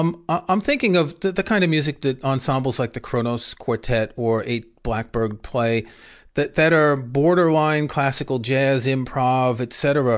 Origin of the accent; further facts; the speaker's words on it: New York, United States; I grew up in New York